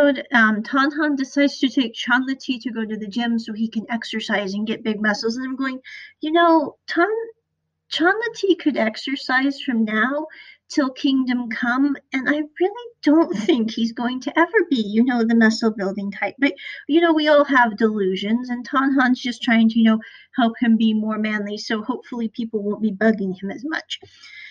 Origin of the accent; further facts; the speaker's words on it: Midwest, United States; I'm from the Midwest